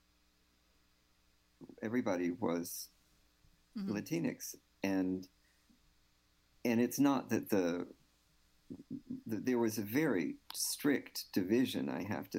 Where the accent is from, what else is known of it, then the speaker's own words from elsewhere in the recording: Houston, Texas, United States; first language English; I mean, I grew up on the east side. I grew up in Eastwood